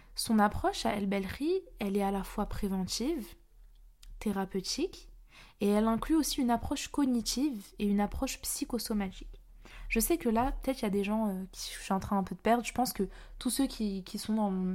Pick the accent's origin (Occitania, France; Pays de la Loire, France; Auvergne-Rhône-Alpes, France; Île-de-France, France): Île-de-France, France; Paris; moi-même je suis parisienne